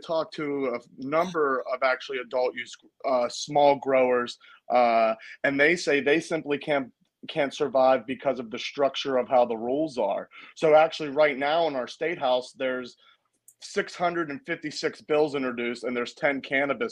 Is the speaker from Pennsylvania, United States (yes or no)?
yes; Pittsburgh, Pennsylvania, United States; moved away as an adult; now in Maine, United States; I'm originally from Pittsburgh.